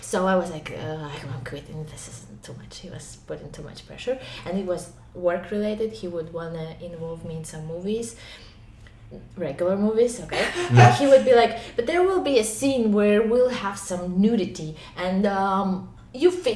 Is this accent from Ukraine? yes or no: yes; Ukraine; English is a second language; moved away as an adult; now in China; I'm from Ukraine